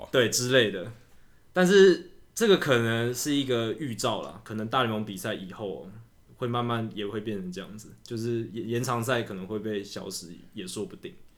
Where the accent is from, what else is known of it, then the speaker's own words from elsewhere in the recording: Taiwan; 我们台湾人很喜欢选举